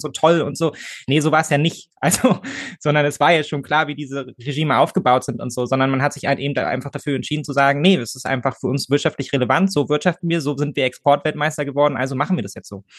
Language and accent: German; Germany; ich bin Deutscher